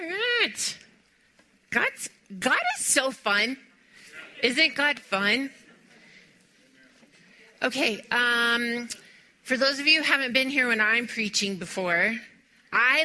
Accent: Texas, United States; I was born in Texas

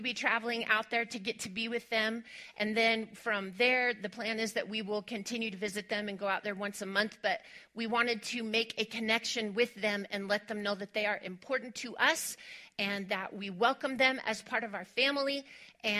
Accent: West Texas, United States; moved away; I am originally from West Texas

